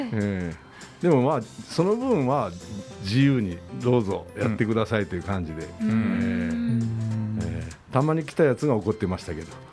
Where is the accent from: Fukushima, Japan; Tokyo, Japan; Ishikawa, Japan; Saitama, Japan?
Ishikawa, Japan; Komatsu; now in Kyoto, Japan; 僕は石川県の小松市というところです、まあ飛行場があるぐらいですからど田舎ですわ、